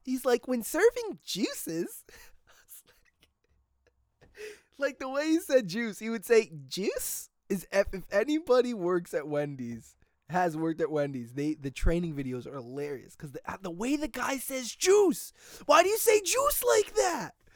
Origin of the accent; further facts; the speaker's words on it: New Milford, United States; my hometown, New Milford